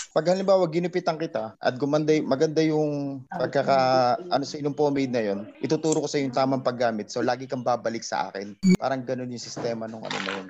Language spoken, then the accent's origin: Tagalog; Central Luzon, Philippines; taga Bulacan ako.